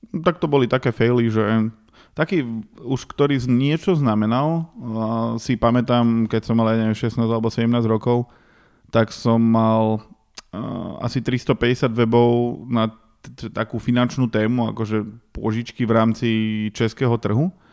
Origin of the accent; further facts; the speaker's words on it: Dobšiná, Košice Region, Slovakia; moved away; ja som z Dobšinej a tam moc veľa vecí nemáš čo na práci